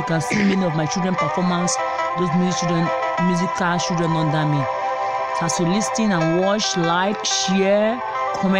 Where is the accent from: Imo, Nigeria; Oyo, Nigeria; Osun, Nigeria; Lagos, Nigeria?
Imo, Nigeria; I am from Imo State in Nigeria. I speak Igbo